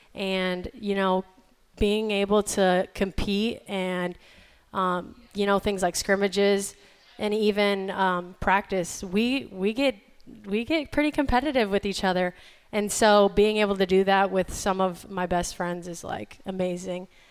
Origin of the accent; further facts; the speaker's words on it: Iowa, United States; moved away as an adult; now in North Carolina, United States; being from Iowa